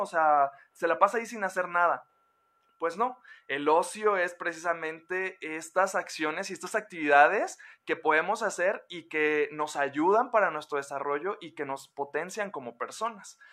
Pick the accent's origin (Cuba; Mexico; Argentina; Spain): Mexico; como mexicanos y como latinoamericanos